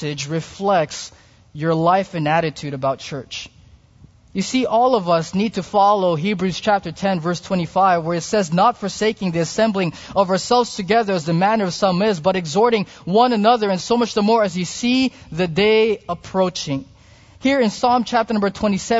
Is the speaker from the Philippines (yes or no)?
yes; Philippines; being a Filipino